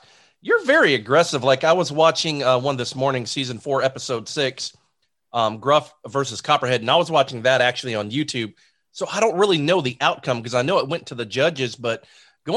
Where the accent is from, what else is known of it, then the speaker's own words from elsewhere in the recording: Zephyrhills, Florida, United States; I'm a Bulldog from Zephyr Hills High School. I graduated